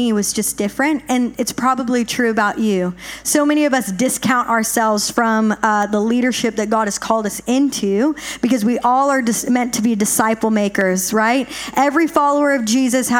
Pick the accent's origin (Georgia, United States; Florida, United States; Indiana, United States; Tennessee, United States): Tennessee, United States; Nashville; I'm from Nashville, a bit bigger city